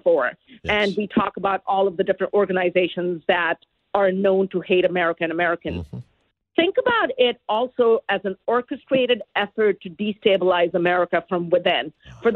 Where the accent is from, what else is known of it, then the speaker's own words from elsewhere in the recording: Dharamsala, Himachal Pradesh, India; now in United States; I was born in Dharamsala